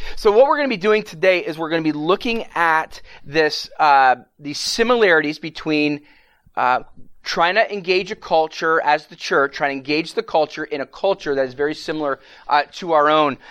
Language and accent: English; Canada; now in United States; I'm from Canada originally